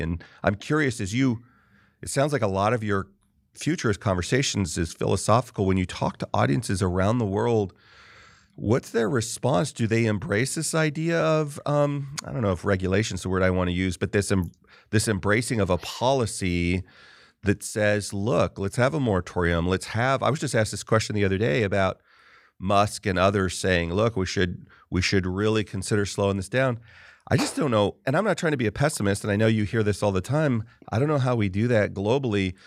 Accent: California, United States; I grew up in California primarily

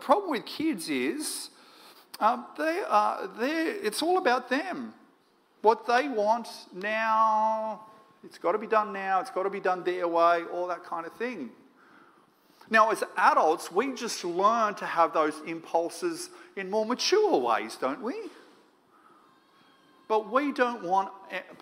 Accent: Moree, New South Wales, Australia; now in Sydney, Australia; I grew up in Moree, northwest New South Wales

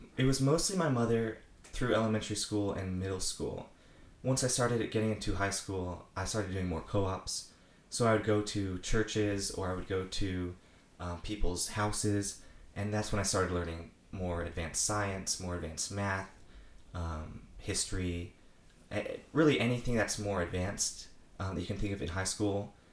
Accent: Apex, North Carolina, United States; I'm from Apex, North Carolina

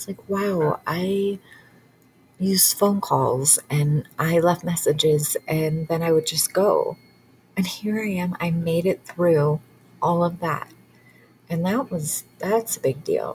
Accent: Michigan, United States; I grew up in Michigan

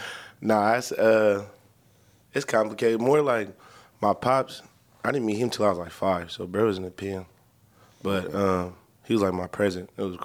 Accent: Inglewood, California, United States; I'm from SoCal, man. I'm from Southern California. Been out there all my life.

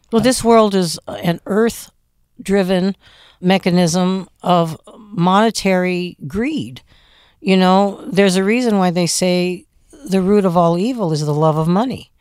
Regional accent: Phoenix, Arizona, United States; moved away as an adult; also born or lived in Los Angeles; My hometown is Phoenix. I'm born and raised there, nineteen fifty-three

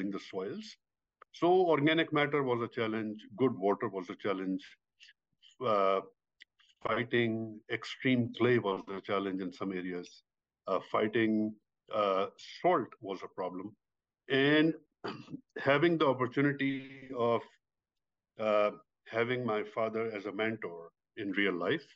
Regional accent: Pakistan; moved away; I am originally from Pakistan. I grew up in a very, very rural community in Pakistan

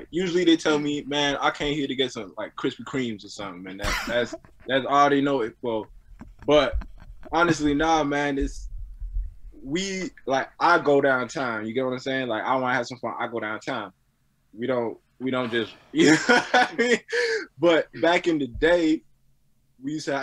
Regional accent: Brossard, Quebec, Canada; also born or lived in Greenfield Park / Montreal; I'm born on the island of Montreal because that's where the hospital was at. I was always on the south side

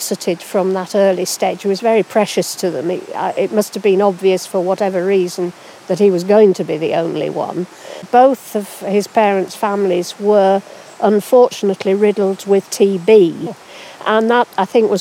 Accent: Hawkshead, North West England, United Kingdom; I was raised in Hawkshead, which is not a million miles away from Coniston, on a farm

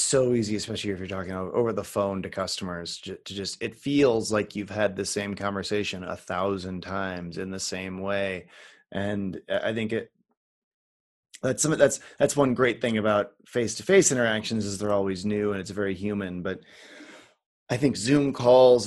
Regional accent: Midwest, United States; also born or lived in Wisconsin; growing up in the Midwest.

